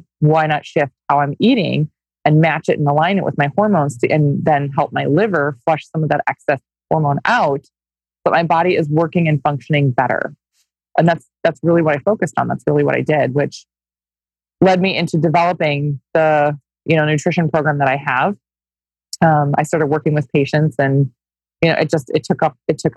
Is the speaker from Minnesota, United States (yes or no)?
yes; Minnesota, United States; I grew up in Minnesota. I grew up on a goat farm in Minnesota